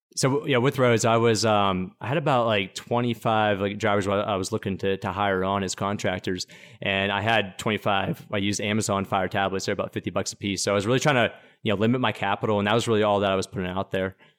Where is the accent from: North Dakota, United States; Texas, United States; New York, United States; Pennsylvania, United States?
Pennsylvania, United States; Pittsburgh; I'm from Pittsburgh, Pennsylvania. I always like to say that because Pittsburgh's, the people that come from Pittsburgh are known as these blue-collar steelworkers, and, and, and they're really hardworking individuals, and I like to say that because that's really where I think I get my work ethic from, growing up there